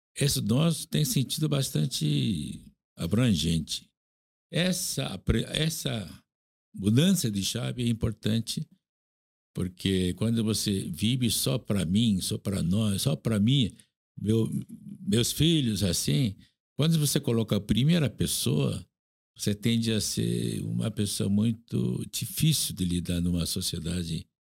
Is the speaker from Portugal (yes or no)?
no; South Korea; Portuguese is a second language; now in Brazil; eu nasci na Coreia, estou aqui, muito tempo